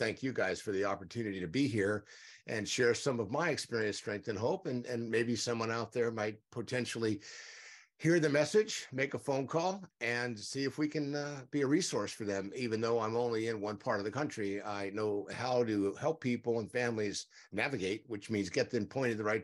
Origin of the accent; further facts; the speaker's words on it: San Diego, California, United States; I grew up in San Diego, still here